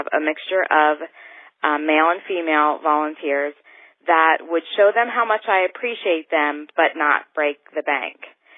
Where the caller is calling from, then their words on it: Reading, Pennsylvania, United States; I'm from Reading, Pennsylvania.